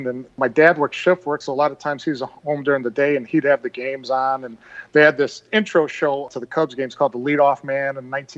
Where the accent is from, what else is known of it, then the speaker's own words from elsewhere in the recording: Whiting, Indiana, United States; also born or lived in Calumet City, Illinois; I actually grew up here in Whiting